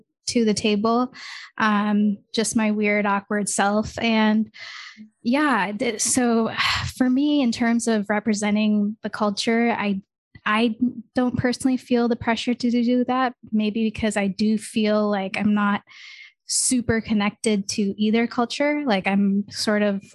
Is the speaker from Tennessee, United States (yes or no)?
no; Michigan, United States; being someone who is born in another country, but I grew up in Michigan